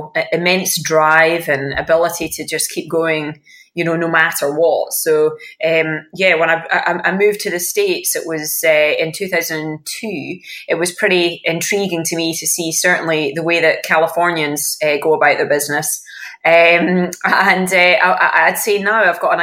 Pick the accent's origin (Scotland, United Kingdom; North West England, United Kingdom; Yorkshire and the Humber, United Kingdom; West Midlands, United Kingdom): Scotland, United Kingdom; growing up in Scotland